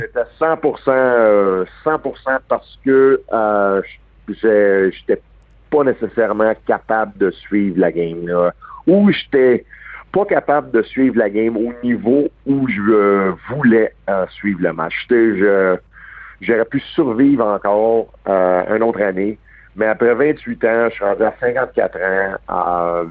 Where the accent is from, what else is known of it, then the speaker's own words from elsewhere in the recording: Montreal, Quebec, Canada; je suis né à Verdun. Euh, un gars de Verdun